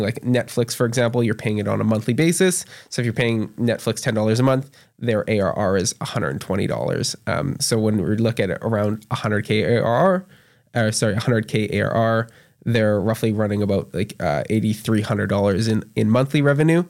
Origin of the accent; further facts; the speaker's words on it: Canada; moved away as an adult; now in Tulsa, United States; especially as a Canadian